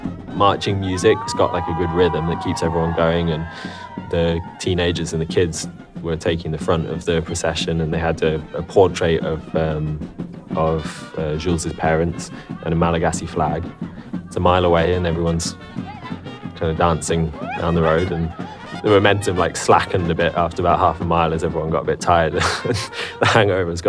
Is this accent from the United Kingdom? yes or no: yes; England, United Kingdom; I'm English.